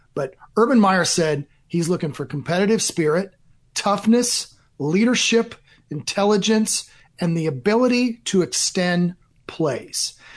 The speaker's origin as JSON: {"language": "English", "region": "Iowa", "country": "United States", "tie": "born or raised there", "moved": "yes", "said": "I grew up in Iowa"}